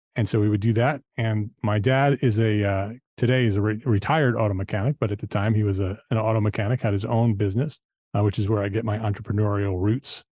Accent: Paramus, New Jersey, United States; now in Charlotte, United States; I grew up in New Jersey, in Paramus, New Jersey, Bergen County, uh, northern New Jersey

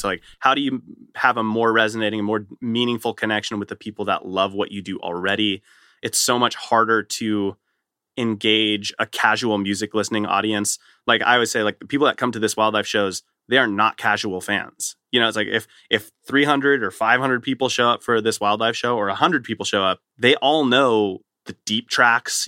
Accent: Southern California, United States; I grew up in Southern California

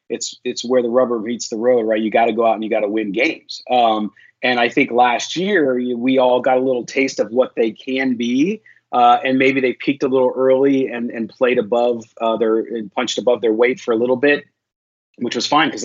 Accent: San Diego, California, United States; I grew up again in San Diego, and so I was unfortunately and still a long suffering Padres fan

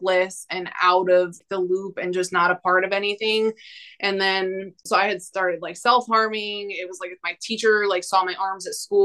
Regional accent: New York, United States; I'm from New York.

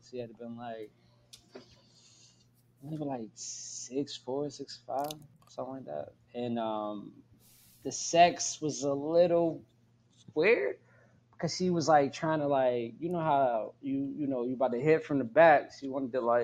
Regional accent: Pittsburgh, Pennsylvania, United States; accent: Pittsburgh; I'm from the Burg

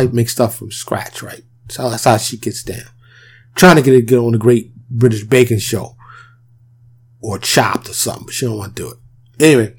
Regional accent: New York City, New York, United States; now in Dallas, United States; I'm born and raised in New York, I live in the suburb of Dallas, Texas

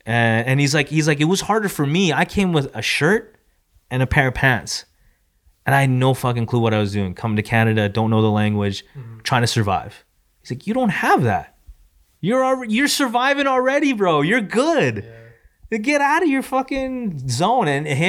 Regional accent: San Diego, California, United States; I'm going to go back to my hometown of San Diego.

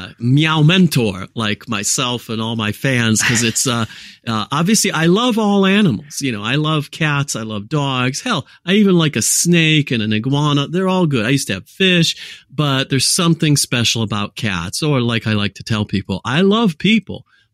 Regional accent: United States; So I was raised in the United States of America. My mother's French, so my accent was never Californian, dude. It was never Chicago. It was never Detroit. It was never Philadelphia.

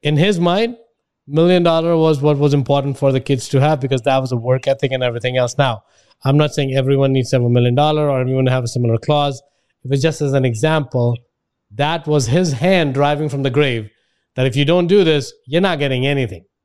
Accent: India; now in United States; I grew up in India

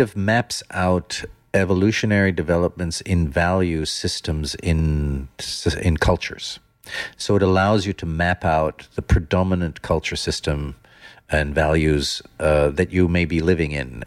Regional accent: Netherlands; also born or lived in Germany / United States / London; now in Oman; I come from Holland

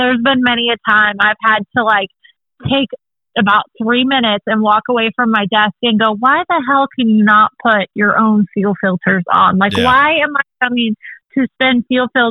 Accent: California, United States; moved away as an adult; now in Texas, United States; my home state

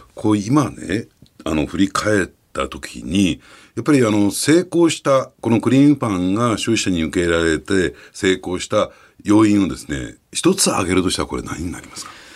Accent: Tokyo, Japan; 私たち東京人間

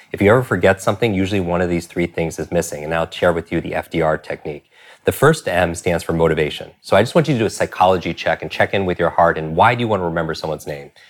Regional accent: New York, United States; I'm from New York

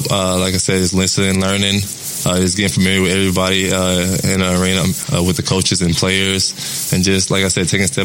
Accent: Tulsa, Oklahoma, United States; being from Tulsa, being from Oklahoma, and playing for my home state team

